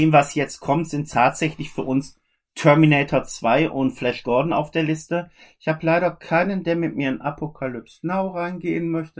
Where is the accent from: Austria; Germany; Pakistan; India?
Germany; also born or lived in Oberhausen; bei uns in Deutschland oder im deutschsprachigen Raum